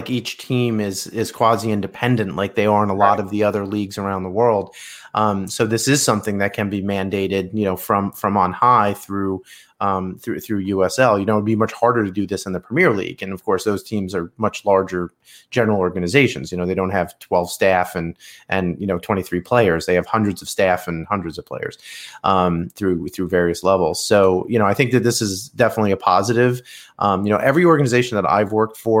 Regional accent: New York, United States; I'm a New Yorker

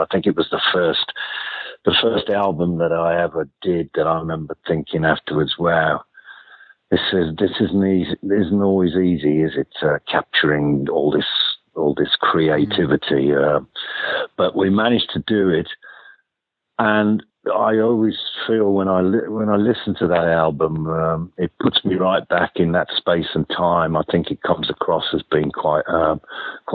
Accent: Birmingham, West Midlands, United Kingdom; moved away as an adult; also born or lived in London; I was a massive fan of … back in my hometown of Birmingham

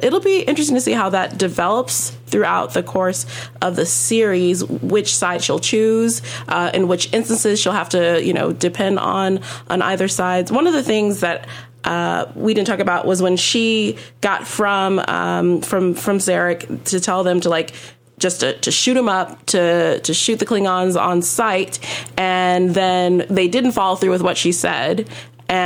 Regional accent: Los Angeles, California, United States; I am African American, but I grew up in very elite private schools in Los Angeles.

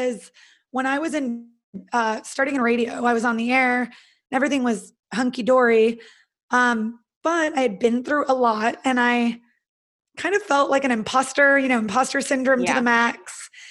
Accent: Northern California, United States; I'm from California. So I'm originally from Northern California, and I went to college in Southern California

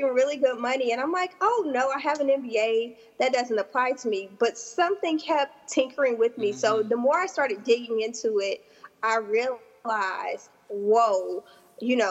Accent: South Louisiana, United States; I'm from South Louisiana

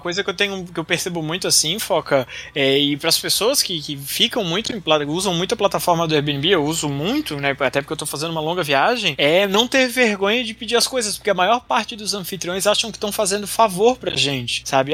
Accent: Brazil; a gente é brasileiro

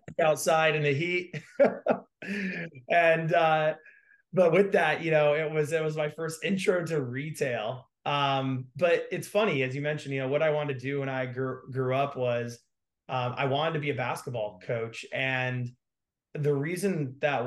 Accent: Greensboro, North Carolina, United States; I was growing up in North Carolina

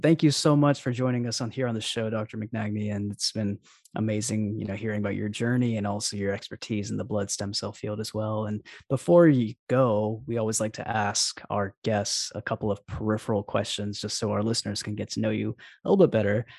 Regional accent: Alabama, United States; I'm actually from Alabama myself.

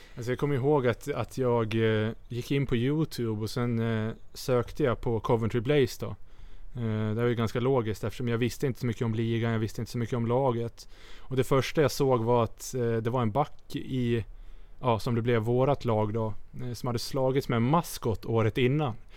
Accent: Sweden; moved away

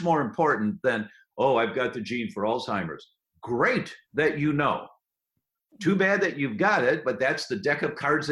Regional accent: United States; I'm an American

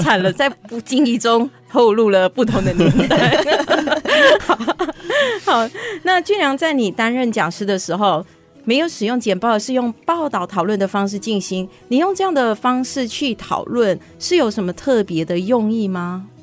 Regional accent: Malaysia; now in Taiwan; 它跟我的家乡马来西亚非常像

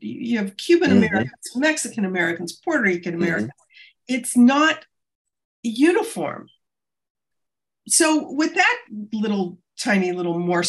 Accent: Quebec, Canada; So I'm an English-speaking Canadian from Quebec

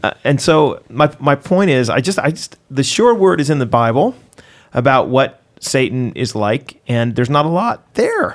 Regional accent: United States; moved away as an adult; as an American

